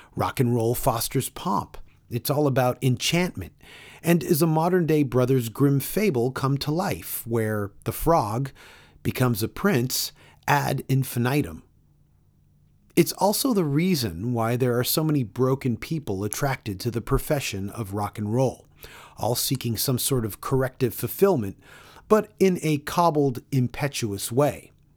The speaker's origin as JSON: {"language": "English", "town": "Toronto", "region": "Ontario", "country": "Canada", "tie": "born or raised there", "said": "I grew up in Toronto"}